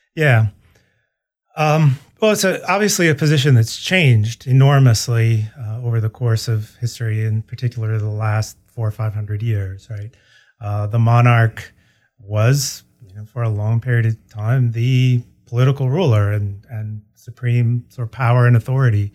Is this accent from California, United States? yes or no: no; Ann Arbor, Michigan, United States; moved away as an adult; also born or lived in St. Louis, Missouri; I'm a Midwesterner by background. I grew up in, uh, Michigan, uh, Ann Arbor, Michigan.